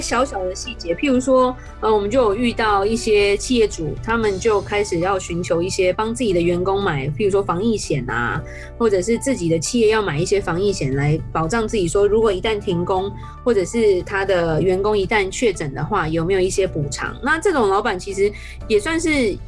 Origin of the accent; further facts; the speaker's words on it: Taiwan; 我们台湾人